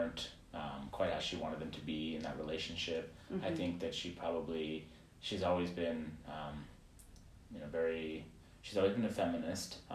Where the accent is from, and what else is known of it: Los Angeles, California, United States; born or raised there; also born or lived in Chicago, Illinois